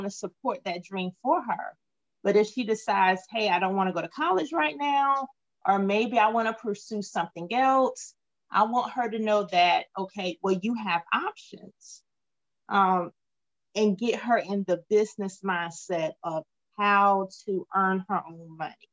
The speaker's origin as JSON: {"language": "English", "town": "Wilmington", "region": "North Carolina", "country": "United States", "tie": "born or raised there", "also_born_or_lived": "Queens, New York / Greensboro / Washington, District of Columbia, United States", "said": "I was born in Queens, New York, lived there for a few years. My family moved down to Wilmington. I attended grade school here, finished grade school here"}